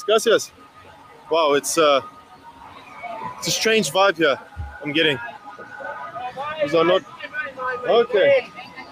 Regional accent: South Africa; I'm from South Africa

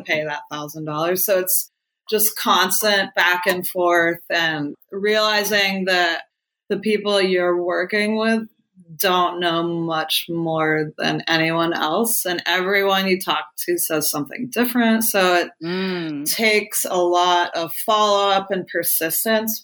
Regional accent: Ohio, United States; also born or lived in Northern California; now in California, United States; I grew up in Ohio in the cornfields in Amish country

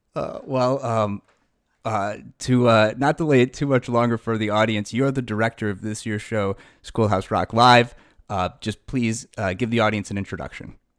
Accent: Buffalo Grove, Illinois, United States; now in Deerfield, United States; I grew up in Buffalo Grove

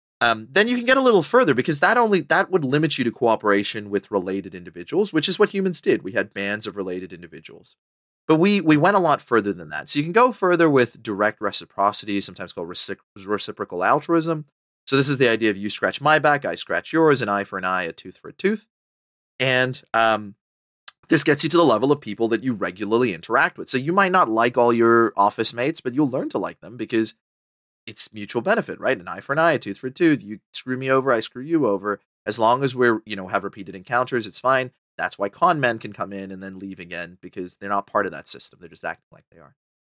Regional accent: Botswana; also born or lived in Sri Lanka / Papua New Guinea / Australia / Canada; now in United Kingdom; so my family's from Sri Lanka. I left when I was like 2 years old. I grew up in Botswana. I've lived in Papua New Guinea. I've lived in Australia. I've lived in, you know, Canada, the United States, and now the UK.

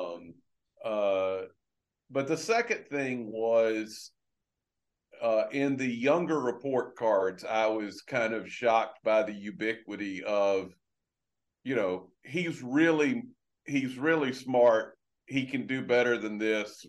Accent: LaGrange, Georgia, United States; moved away; I grew up in a little town in Georgia, oh. uh, LaGrange, Georgia

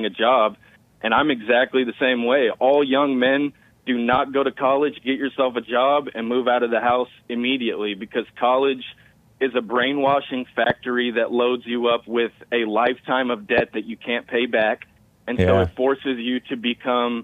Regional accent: Houston, Texas, United States; I'm from Houston

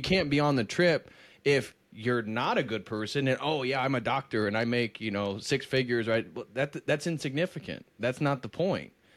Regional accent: United States; I love being American. I'm very proud of it

